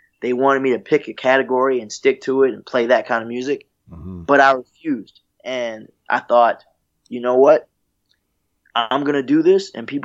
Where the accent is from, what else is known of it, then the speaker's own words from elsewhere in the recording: North Carolina, United States; moved away as an adult; also born or lived in Virginia; now in Los Angeles, United States; we're all North Carolinians, and so you know, I was born in Virginia, but I still claim North Carolina as well because I spent a lot of time there. My mom's there, you know. I went to school there